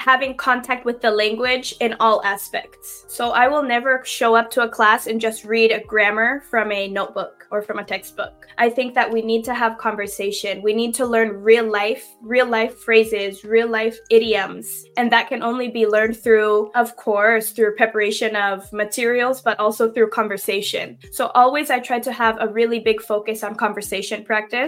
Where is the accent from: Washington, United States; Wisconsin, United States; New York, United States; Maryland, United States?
Washington, United States; Seattle; first language English; I am from Seattle, Washington, born and raised in Seattle. And yes, English is my first language.